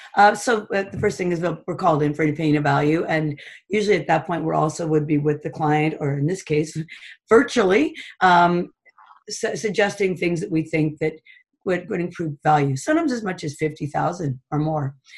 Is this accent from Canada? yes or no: yes; Toronto, Ontario, Canada; now in Huntsville, Canada; I grew up in Toronto and we had a cottage